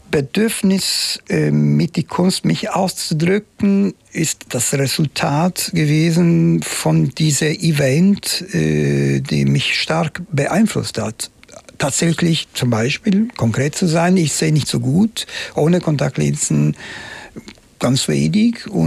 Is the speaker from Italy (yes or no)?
yes; Palermo, Sicily, Italy; German is a second language; das Ende der 60er Jahre ich lebte in Palermo, meine Heimatstadt, und die war natürlich noch nicht so. Wir haben ein bisschen am Rand der Stadt gelebt